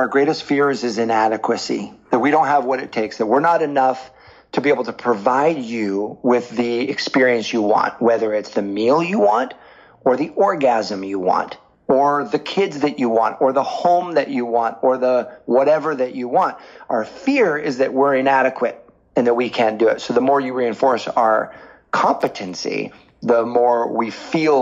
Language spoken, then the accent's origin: English; the Northwest, Pacific Northwest, United States; I was from the Northwest.